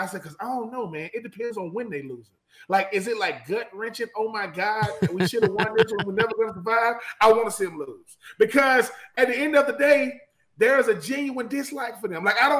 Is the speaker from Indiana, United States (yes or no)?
no; Georgia, United States; I'm from the state of Georgia